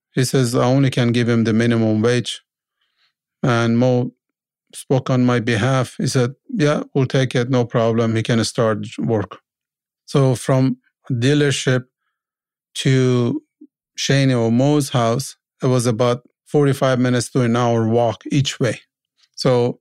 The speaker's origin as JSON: {"language": "English", "country": "Iran", "moved": "as an adult", "lives_now": "Canada", "said": "I was a mechanic from Iran"}